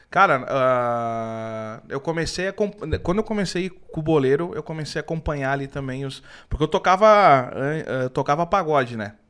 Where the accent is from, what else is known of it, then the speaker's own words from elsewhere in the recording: Rio Grande do Sul, Brazil; eu também, por ser gaúcho, tem muita galera que acha que eu não sou gaúcho